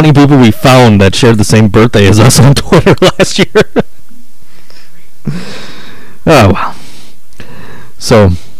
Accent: Buffalo, New York, United States; I'm from Buffalo. That's like a six-hour drive.

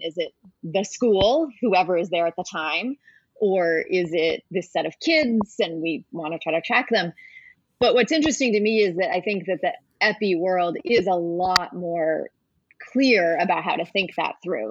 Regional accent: New Hampshire, United States; now in Washington, D.C., United States; I grew up in New Hampshire

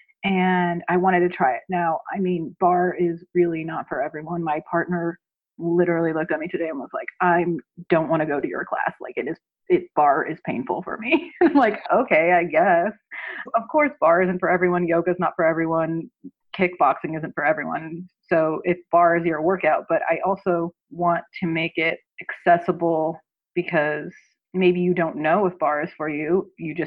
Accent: Southern California, United States; now in Philadelphia, United States; I grew up in Southern California, so I grew up with a very different demographic than I'm working with here

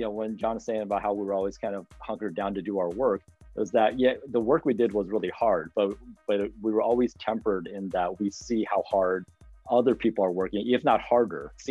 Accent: West Coast, United States; moved away; also born or lived in Chicago; I'm also from the West Coast

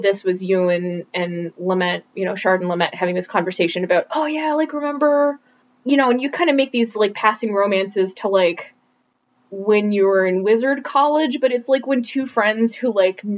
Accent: Midwest, United States; I grew up in the Midwest

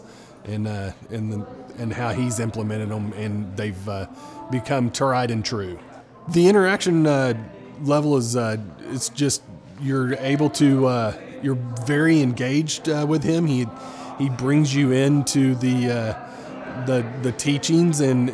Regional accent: Tulsa, Oklahoma, United States; I am from Tulsa, Oklahoma, and I'm with Farmers Insurance

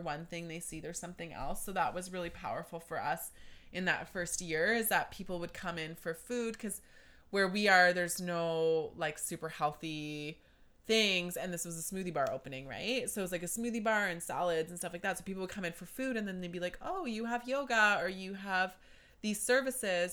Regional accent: Deep River, Ontario, Canada; also born or lived in Toronto; I grew up in Deep River

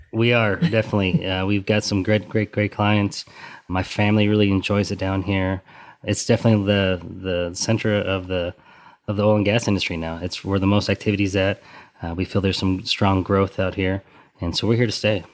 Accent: Western Colorado, United States; now in Texas, United States; where we're from, we're originally from Western Colorado

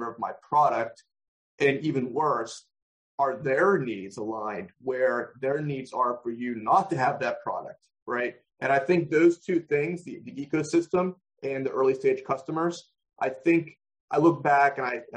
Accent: Pittsburgh, Pennsylvania, United States; moved away; also born or lived in Maryland, D.C. area; Pittsburgh, my hometown

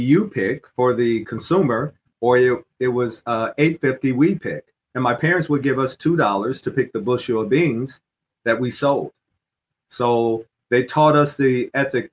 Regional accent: Southwest Michigan, United States; Southwest Michigan is home

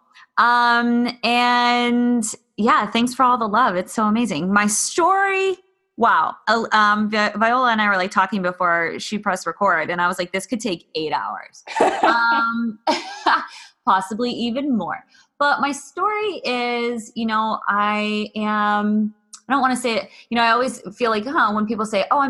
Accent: Pittsburgh, Pennsylvania, United States; I grew up in Pittsburgh and grew up suburbs

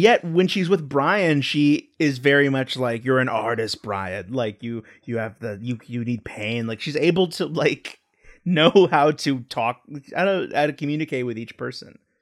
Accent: Texas, United States; growing up in Texas, I didn't go to comic book stores a lot.

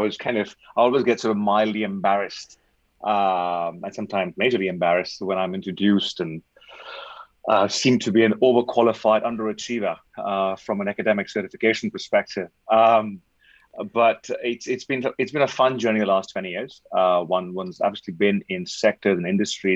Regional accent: Delhi, India; English is a second language; I was born and bred in Delhi

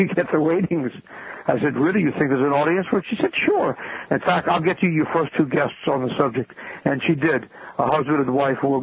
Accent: New York City, New York, United States; I was born and raised in New York City

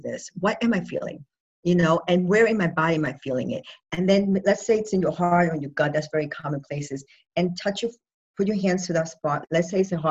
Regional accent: New York, United States; moved away; I'm originally a New Yorker

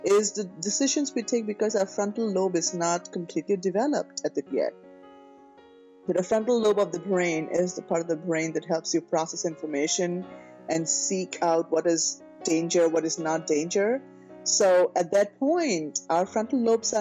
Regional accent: India; being an Indian girl, you know, with an Indian mentality

